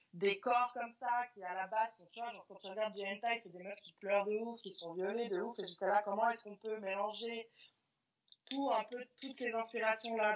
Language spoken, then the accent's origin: French; Lausanne, Vaud, Switzerland; moved away as an adult; now in Los Angeles, United States; de Lausanne.